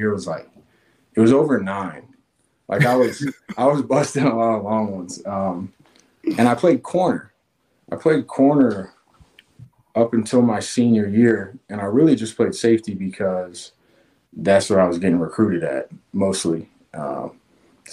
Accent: Knoxville, Tennessee, United States; also born or lived in Augusta, Georgia; I was born in Augusta, Georgia, and okay. I was there for about 5 years with my family. So, you know, just remember playing in the neighborhood, but most of my upbringing was in Knoxville, and was here all the way through high school.

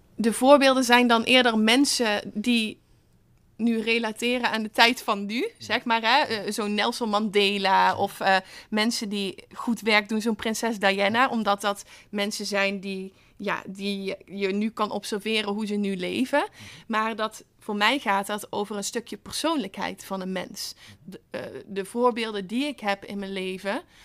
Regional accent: Netherlands; als Nederlander

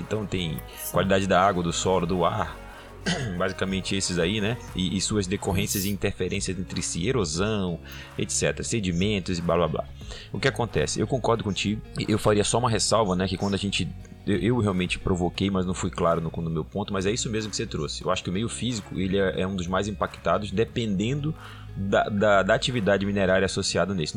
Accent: Belém, Pará, Brazil; also born or lived in Trombetas / Carajás; morei em Trombetas, morei em Carajás, mas eu sou de Belém, tenho uma realidade aqui, meu pai era lá de Monte Alegre

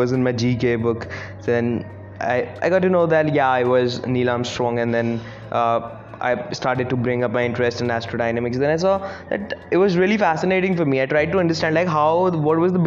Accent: India; I'm from India

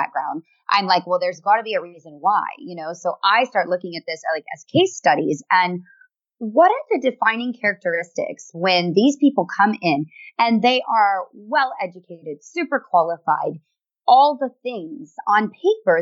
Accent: United States; I am an American woman

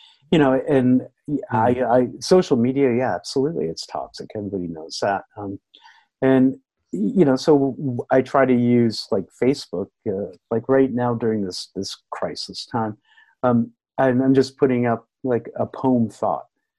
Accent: United States; I'm American

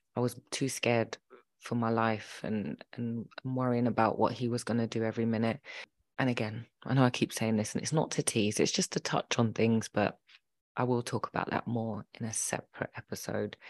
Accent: London, United Kingdom; also born or lived in Birmingham; We lived in Birmingham, m, but they separated and she left to London, um, and started a new life with us

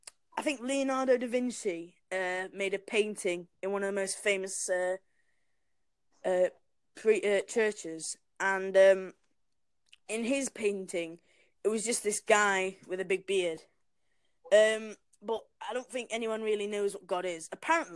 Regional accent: Sheffield, Yorkshire and the Humber, United Kingdom; I'm from Sheffield. Where? Sheffield in England.

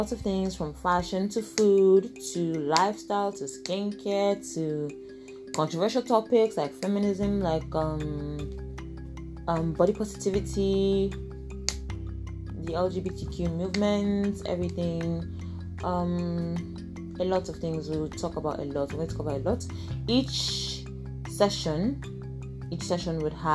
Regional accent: Igbo, Igboland, Nigeria; I am Nigerian. I am Igbo

